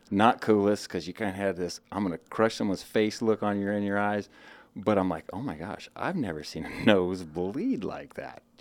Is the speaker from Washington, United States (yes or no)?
yes; Spokane, Washington, United States; born and raised Eastern Washington, okay. uh, Spokane, Washington. Spent my uh, majority of my whole childhood there